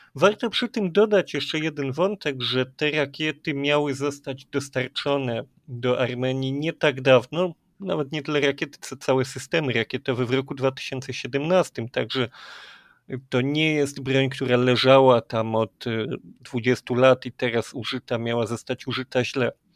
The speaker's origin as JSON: {"language": "Polish", "town": "Kraków", "region": "Lesser Poland", "country": "Poland", "said": "My jesteśmy z Krakowa"}